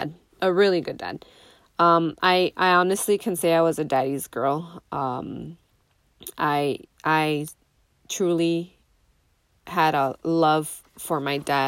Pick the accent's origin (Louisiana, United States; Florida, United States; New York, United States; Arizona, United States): Arizona, United States; Nogales; But we grew up in Nogales, Arizona. Me and my siblings, all three of them.